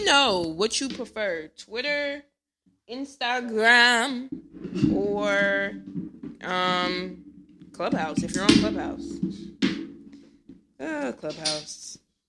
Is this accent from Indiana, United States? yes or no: no; New Jersey, United States; I'm from Jersey